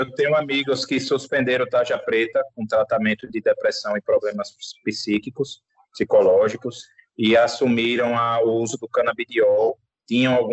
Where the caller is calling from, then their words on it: Aracaju, Sergipe, Brazil; Eu, tudo bem, eu falo de Aracaju, Sergipe.